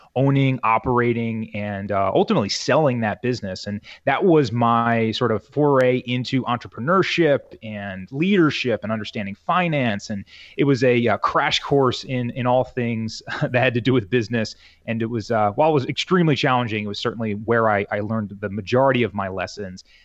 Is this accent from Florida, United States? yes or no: no; Southern New Jersey, United States; born and raised in New Jersey here, Southern New Jersey, uh, right across the river from Philly